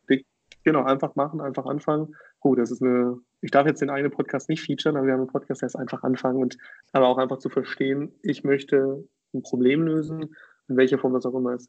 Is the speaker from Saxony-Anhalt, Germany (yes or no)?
yes; near Magdeburg, Saxony-Anhalt, Germany; moved away as an adult; also born or lived in Berlin; Ich komme aus der Nähe von Magdeburg